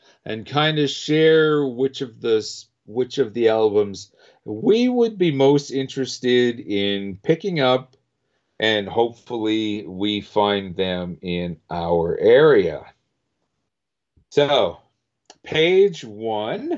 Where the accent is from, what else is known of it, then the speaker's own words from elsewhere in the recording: Winnipeg, Manitoba, Canada; I'm from Winnipeg